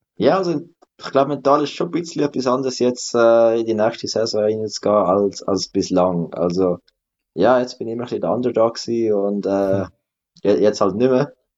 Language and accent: German; Adliswil, Zurich, Switzerland; das ist eigentlich auch ein bisschen meine Heimat, einfach Arlis, weil ich wohne da, seit ich geboren bin